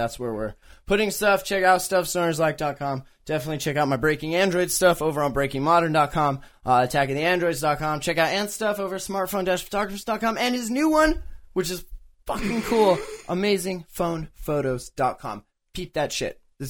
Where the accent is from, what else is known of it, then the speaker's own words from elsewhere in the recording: Canada; when I travel abroad, I have to tell people I'm motherfucking Canadian.